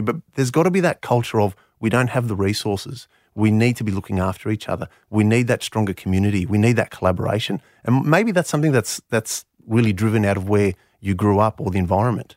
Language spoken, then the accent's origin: English; Canberra, Australian Capital Territory, Australia; first language Greek; English is a second language; having been born and bred in Canberra